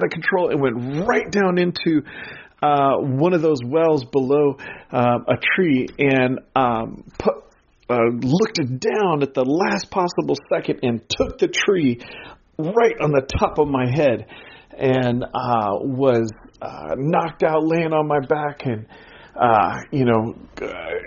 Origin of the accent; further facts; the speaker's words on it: Pacific Northwest, United States; growing up in the Pacific Northwest, we lived just over an hour's drive from Mount Hood